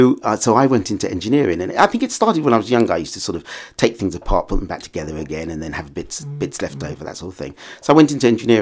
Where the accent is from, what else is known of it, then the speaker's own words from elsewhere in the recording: St Albans, East of England, United Kingdom; I was born in St Albans, actually. So oh, I was brought up here in just in this town. And I'm a child of a Caribbean family, and I'm the 11th child.